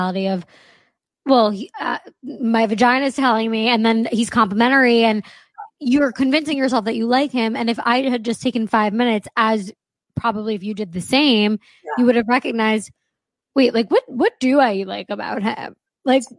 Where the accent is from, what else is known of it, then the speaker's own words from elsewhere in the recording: New York, United States; moved away as an adult; also born or lived in Los Angeles; I was raised in New York